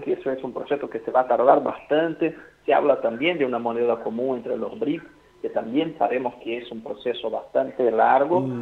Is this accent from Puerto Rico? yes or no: no; Brazil; now in Argentina; nosotros como brasileños